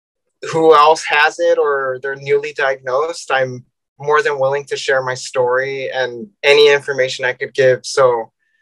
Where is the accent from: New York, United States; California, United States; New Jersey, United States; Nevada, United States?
California, United States; San Diego; I'm from San Diego, California